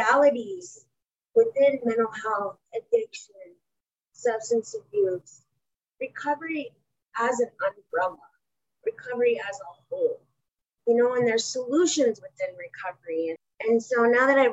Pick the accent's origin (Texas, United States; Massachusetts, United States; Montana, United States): Montana, United States; Helena; we grew up in Helena. We grew up urban off the reservation